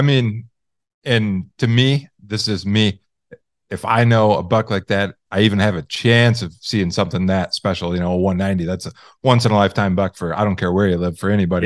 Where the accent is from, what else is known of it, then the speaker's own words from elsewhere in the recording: Michigan, United States; I grew up in Michigan